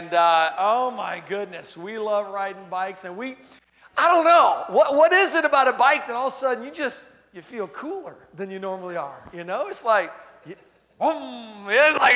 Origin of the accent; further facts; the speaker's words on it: Pensacola, Florida, United States; I'm from Pensacola, Florida, and I'm all the way up in the panhandle of Florida.